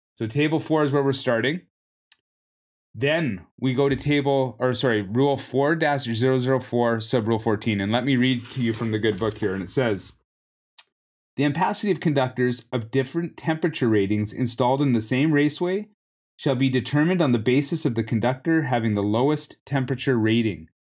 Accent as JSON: {"language": "English", "country": "Canada", "also_born_or_lived": "Vancouver", "said": "I'm from Canada"}